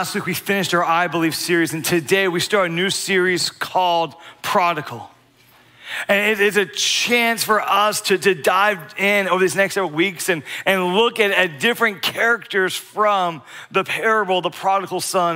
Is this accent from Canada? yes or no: no; Bear, Delaware, United States; Growing up in Delaware, I, I grew up in a very small town, Bear, Delaware, B E A R, Bear.